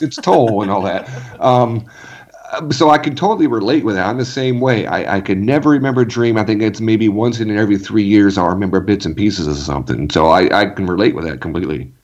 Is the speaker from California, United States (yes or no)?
yes; California, United States; growing up in California too